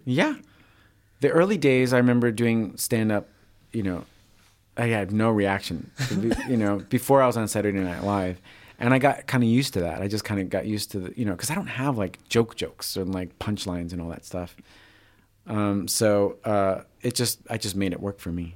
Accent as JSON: {"language": "English", "region": "New York", "country": "United States", "moved": "yes", "said": "I'm originally from the East Coast, from New York, so he reminds me of people from home a little"}